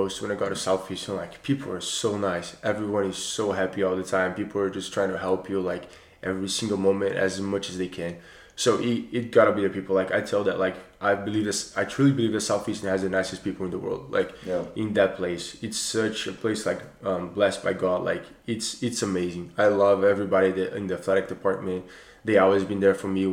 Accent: Recife, Pernambuco, Brazil; moved away as an adult; also born or lived in Colorado, United States; now in Lakeland, United States; where I'm from Recife, Brazil, which is the northeast, so really close to the line of the equator, it does not get below 75 where I'm from the entire year

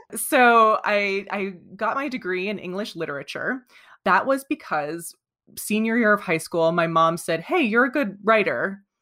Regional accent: coastal New Jersey, United States; now in Vermont, United States; I grew up in coastal New Jersey. I now reside in Vermont

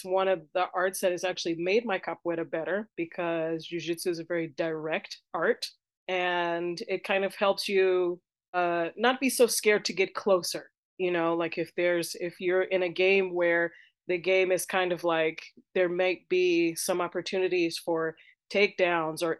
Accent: United States; I am American. I am an American born and bred capoeirista.

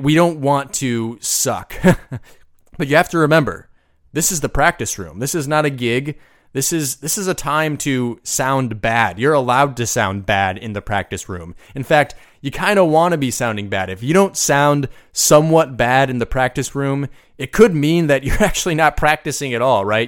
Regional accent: United States; I'm from the United States

